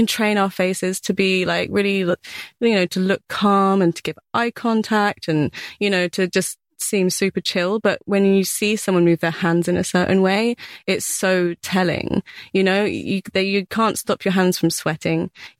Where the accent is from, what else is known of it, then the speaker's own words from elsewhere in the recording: Bath, South West England, United Kingdom; Yeah, so like in Bath. Yeah.